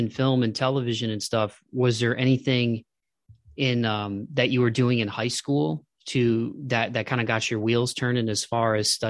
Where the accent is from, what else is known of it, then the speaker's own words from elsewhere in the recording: Toledo, Ohio, United States; I'm from Toledo as well, and I just stayed home and went to the University of Toledo because it was easy to commute.